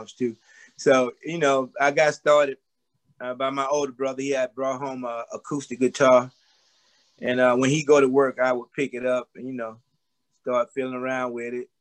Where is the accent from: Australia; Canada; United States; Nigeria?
United States; Columbus, Georgia; moved away as an adult; also born or lived in New York; From Columbus, Georgia, USA